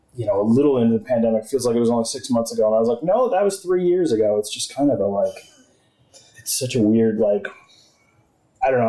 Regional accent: Exeter, New Hampshire, United States; also born or lived in Arizona; I grew up in Exeter

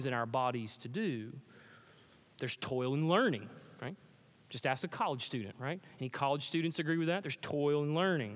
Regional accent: Pickens, South Carolina, United States; I grew up in Pickens, South Carolina

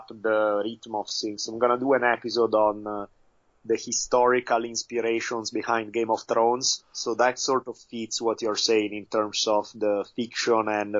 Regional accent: Italy; moved away; I grew up in Italy

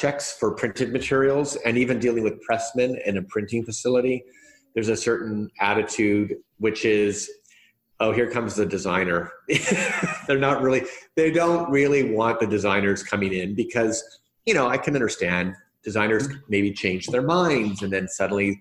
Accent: Winnipeg, Manitoba, Canada; I come from Winnipeg up in Canada, which is somewhat remote

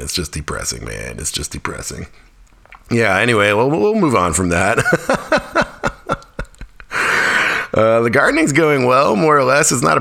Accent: Fairbanks, Alaska, United States; now in North Carolina, United States; Fairbanks, my hometown

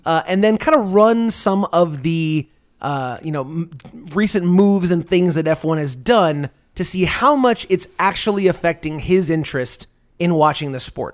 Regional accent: United States; We were both born and raised here in the United States.

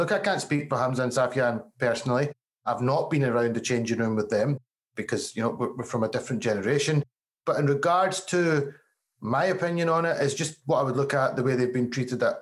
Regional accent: Glasgow, Scotland, United Kingdom; accent: Glasgow; you can tell by my accent, Glasgow, born and bred, I'm very much Scottish

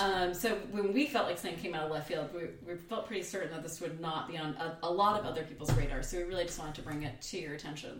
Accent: United States

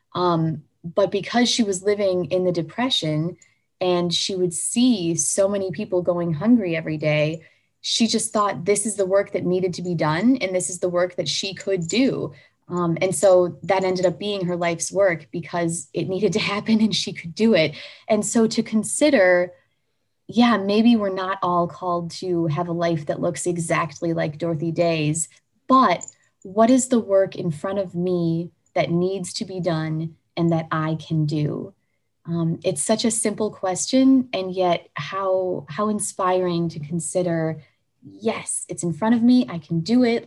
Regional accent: United States; I'm an American, so I use

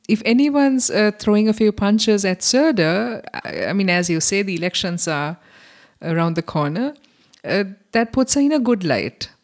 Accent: Sri Lanka; now in Germany; I'm from Sri Lanka

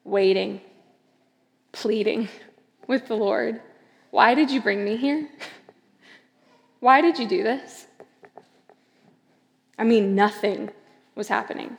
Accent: Seattle, LA, West Coast, United States; moved away as an adult; also born or lived in Los Angeles, California; now in New York, United States; I'm originally from the West Coast, Seattle

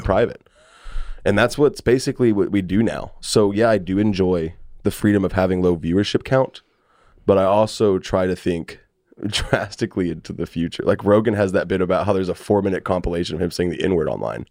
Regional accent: Fort Worth, Texas, United States; also born or lived in Houston; I'm from, uh, Fort Worth

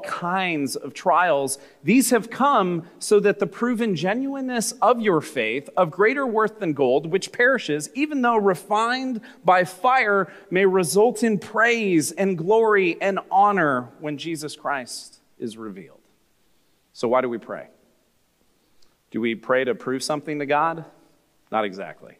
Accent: California, United States; I grew up in America, in California, in the 1980s

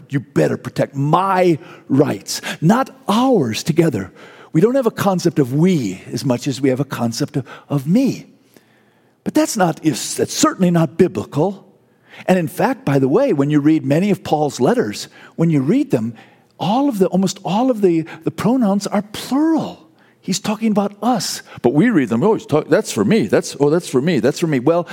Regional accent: United States; as an American

